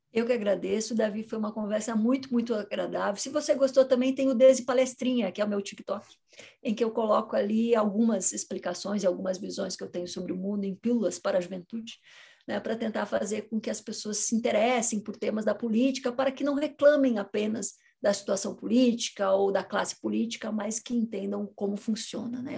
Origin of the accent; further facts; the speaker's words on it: Curitiba, Paraná, Brazil; Eu sou de Curitiba